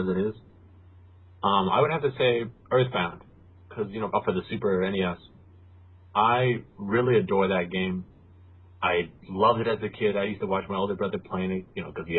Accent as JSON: {"language": "English", "country": "United States", "said": "me being American"}